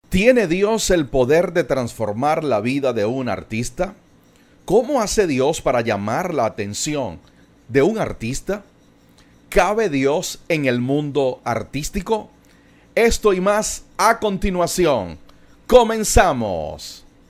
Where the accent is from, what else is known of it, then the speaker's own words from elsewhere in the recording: Venezuela; no solamente somos paisanos, no solamente somos venezolanos